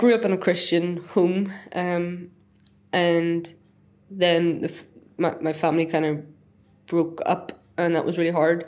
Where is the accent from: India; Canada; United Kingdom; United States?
United Kingdom; Northern Ireland; moved away as an adult; now in Selby, United Kingdom; I'm from Northern Ireland